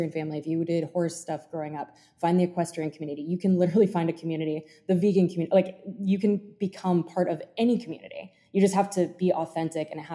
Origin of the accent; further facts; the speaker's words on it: Germany; now in Jupiter, United States; I grew up in Germany. And I thought I was going to like utilize the fact that I speak German